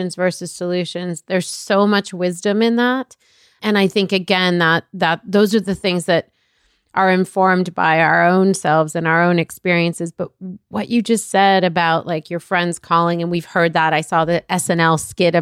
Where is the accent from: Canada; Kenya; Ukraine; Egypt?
Egypt; now in United States; I'm a person that was born out of this country. I was born in Egypt.